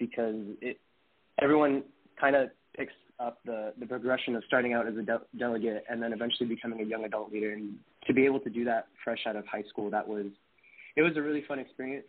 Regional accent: Las Vegas, Nevada, United States; moved away as an adult; now in Kansas, United States; I was born and raised in Las Vegas, Nevada.

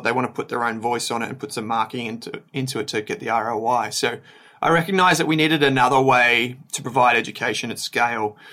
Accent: Melbourne, Victoria, Australia; also born or lived in Dandenong Ranges / Dandenong; I grew up in Melbourne's Outer East

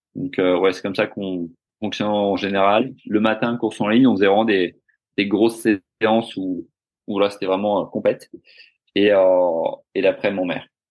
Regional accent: Finistère, Brittany, France; moved away as an adult; also born or lived in South Africa; now in Australia; je suis breton euh, du Finistère

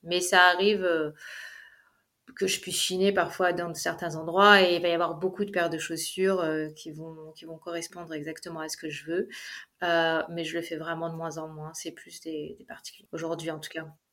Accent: Paris, Île-de-France, France; moved away as an adult; also born or lived in Dubai, United Arab Emirates; now in Zurich, Switzerland; je suis d'origine française puisque je suis née à Paris, j'ai habité à Paris

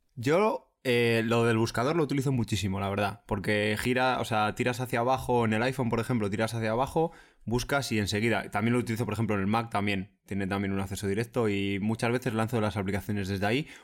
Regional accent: Spain; soy español

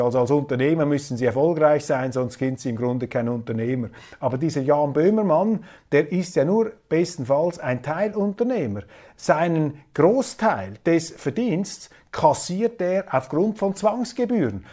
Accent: Switzerland; als Schweizer

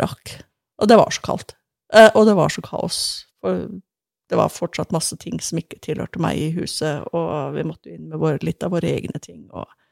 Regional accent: Sandnes, Rogaland, Norway; moved away; Jeg vokste jo opp i Sandnes eh, ved Stavanger

